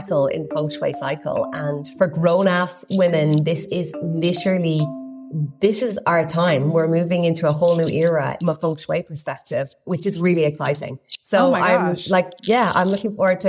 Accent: Ireland; I'm Irish

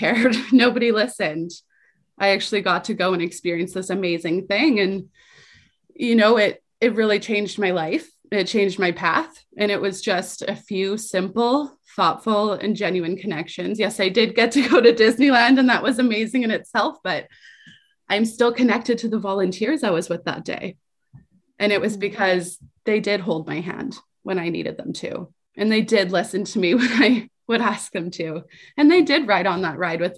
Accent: Calgary, Alberta, Canada; I grew up in poverty in Calgary, the youngest of five children

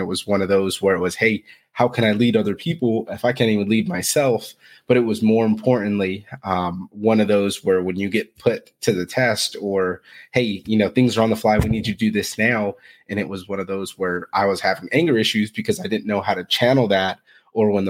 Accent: Fresno, California, United States; I'm originally from Fresno, California, which it's the center of California. So it's hot there. Not really much going on. So grew up, split household

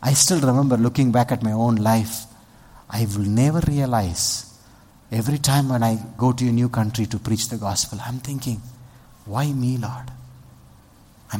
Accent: Vellore, Tamil Nadu, India; I'm a Tamilian. I grew up in Vellur.

